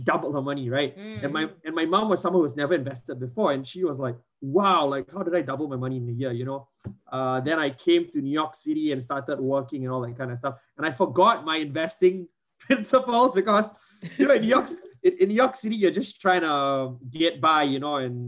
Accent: Singapore; I grew up in Singapore

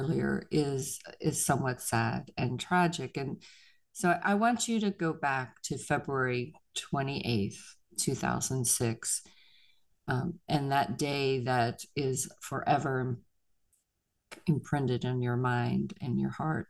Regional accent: Pittsburgh, Pennsylvania, United States; I'm from Pittsburgh

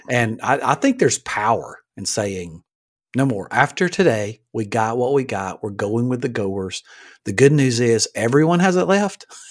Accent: Alabama, United States; I grew up in Alabama

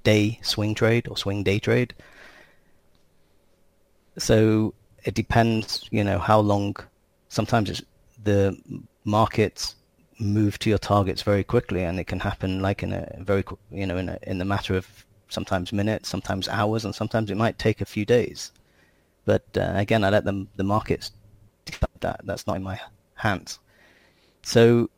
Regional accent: England, United Kingdom; moved away as an adult; also born or lived in United States; now in Israel; I grew up in England and lived in the US, and I came to Israel

